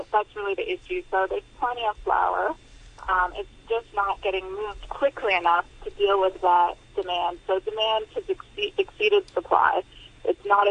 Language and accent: English; United States; now in Hong Kong; I'm obviously from there originally. You can tell by my accent